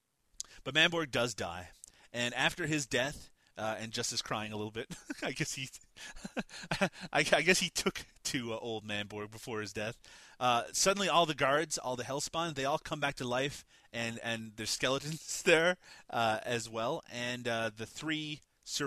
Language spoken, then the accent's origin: English; Newfoundland and Labrador, Canada; I'm from Newfoundland